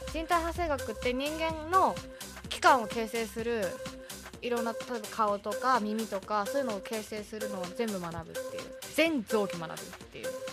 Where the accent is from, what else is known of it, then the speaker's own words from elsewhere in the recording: Tokyo, Japan; also born or lived in Urayasu, Chiba; 生まれたのは東京です